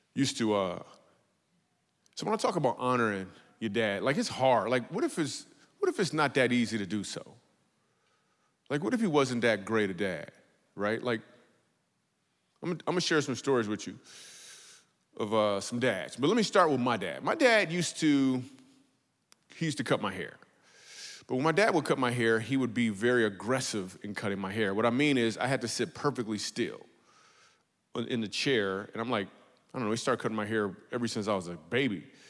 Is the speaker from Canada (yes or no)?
no; Michigan, United States; We grew up in Michigan